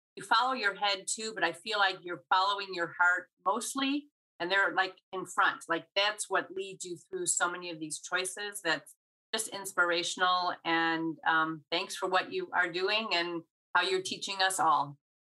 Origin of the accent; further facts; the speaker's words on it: Highland Park, United States; I grew up in Highland Park, which is where I still live and probably will never move